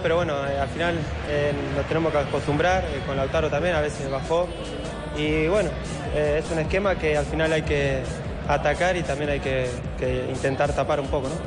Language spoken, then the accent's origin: Spanish; Argentina; somos argentinos